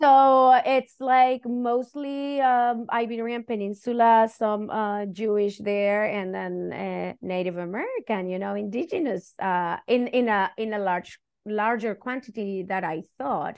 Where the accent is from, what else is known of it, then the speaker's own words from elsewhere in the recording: Chile; first language Spanish; English is a second language; moved away as an adult; now in United States; I'm Chilean, and, and that's part of my identity because I went through dictatorship because I'm Chilean